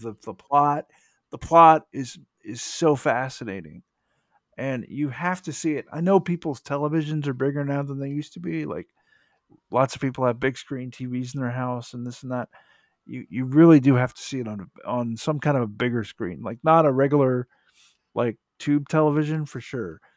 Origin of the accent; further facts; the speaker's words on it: United States; as an American